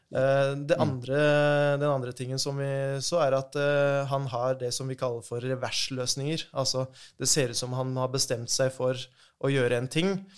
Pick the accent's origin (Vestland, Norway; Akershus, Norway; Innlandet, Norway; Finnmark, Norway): Innlandet, Norway; Jevnaker; har spilt hele livet mitt i Jevnaker, moderklubben der jeg er fra.